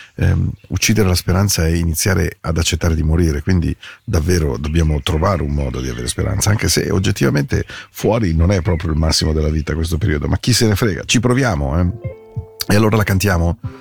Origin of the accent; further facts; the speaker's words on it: Milan, Lombardy, Italy; also born or lived in Forte dei Marmi; la mia morbida gioventù milanese